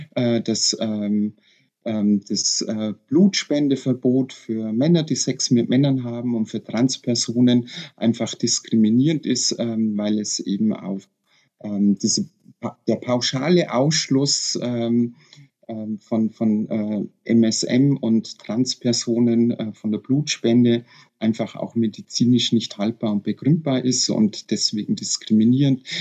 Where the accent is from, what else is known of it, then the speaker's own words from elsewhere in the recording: Bavarian Forest, Germany; ich bin in Badischen Wald geboren und aufgewachsen